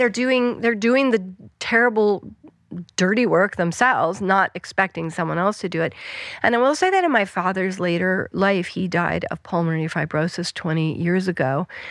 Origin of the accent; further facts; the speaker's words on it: Western Colorado, United States; moved away; I grew up in Western Colorado